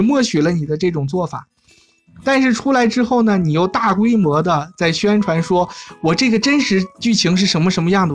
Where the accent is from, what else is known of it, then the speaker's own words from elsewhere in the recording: China; 我们中国人的中庸哲学嘛